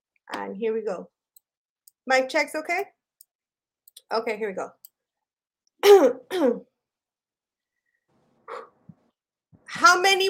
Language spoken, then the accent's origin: English; Los Angeles, California, United States; also born or lived in Chicago; I'm a poet from Boyle Heights, first of all. Raised, not born. I'm originally from the Shy, but they kicked me out when I was a baby